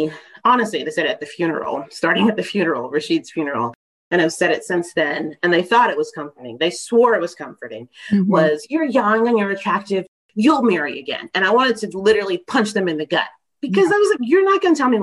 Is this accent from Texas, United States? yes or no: yes; Texas, United States; now in Maryland, United States; I'm from Texas.